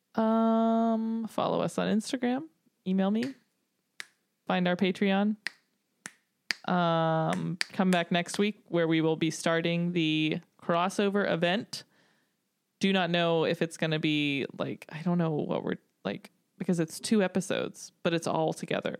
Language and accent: English; Tennessee, United States; growing up in Tennessee, a lot of country music